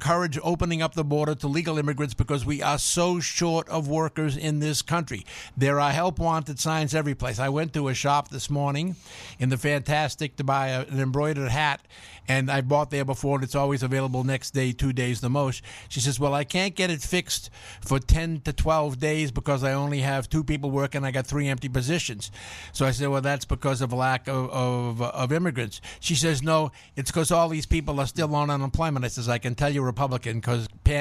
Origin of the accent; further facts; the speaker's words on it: Boston, Massachusetts, United States; I'm from Boston